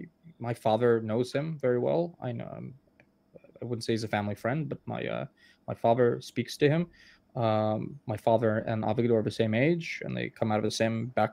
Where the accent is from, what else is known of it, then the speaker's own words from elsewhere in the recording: Tashkent, Uzbekistan; born there; Lev was born in Moscow. I was born in Tashkent.